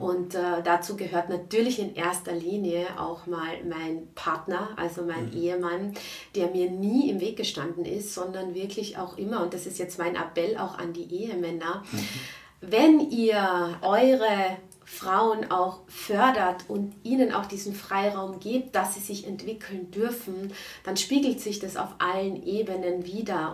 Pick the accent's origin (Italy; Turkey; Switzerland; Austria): Austria; Klagenfurt, Carinthia; moved away as an adult; also born or lived in Frankfurt; grundsätzlich bin ich aus Klagenfurt